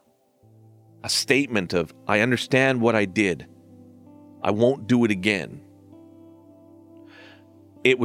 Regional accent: Surrey, British Columbia, Canada; I was raised in a part of British Columbia called Surrey

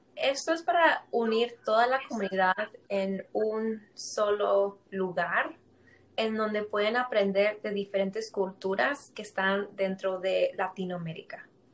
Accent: Greenwood, United States; also born or lived in Atlanta, Georgia

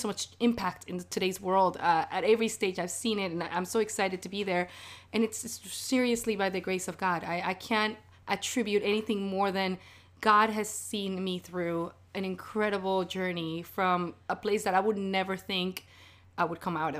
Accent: Caracas, Capital District, Venezuela; also born or lived in South Florida; now in Seattle, United States; if you can pick up on my accent, it's because I'm not native to here. I was born in Caracas, Venezuela, in a place called Barrio Union

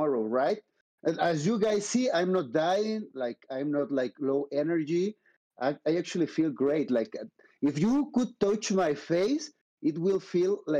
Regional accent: Mexico City, Mexico; moved away as an adult; also born or lived in Vancouver, Canada / Madrid, Spain / United States; I'm from Mexico City, right? But I moved to Vancouver, and in there, I lived 7 years.

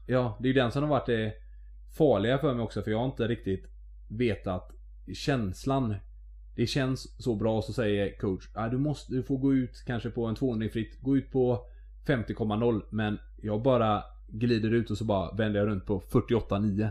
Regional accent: Mölndal, Västra Götaland, Sweden; jag är ju från Mölndal

